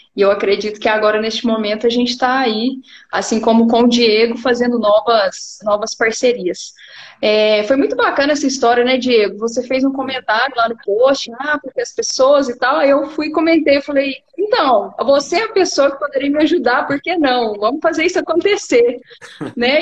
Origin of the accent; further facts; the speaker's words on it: Uberlândia, Minas Gerais, Brazil; eu sou aqui da cidade de Uberlândia, Minas Gerais